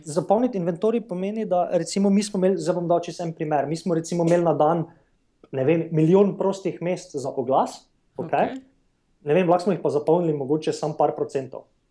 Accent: Maribor, Drava, Slovenia; moved away as an adult; also born or lived in New York / San Francisco; jaz sem sicer slovenec, sem iz Maribora

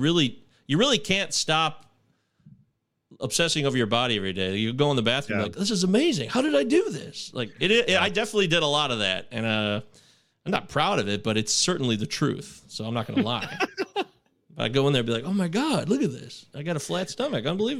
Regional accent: Michigan, United States; I'm from Michigan

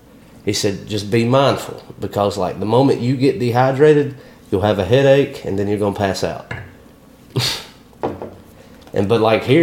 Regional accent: Tuscaloosa, Alabama, United States; moved away as an adult; now in Starkville, United States; I grew up around Tuscaloosa

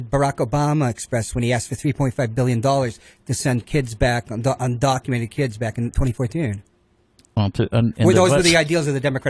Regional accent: United States; also born or lived in Monterey, California; I was born in the United States. I'm an American citizen.

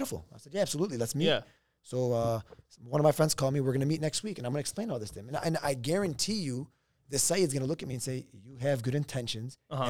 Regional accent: Lebanon; Oh my God, this reminds me when I was growing up in Lebanon.

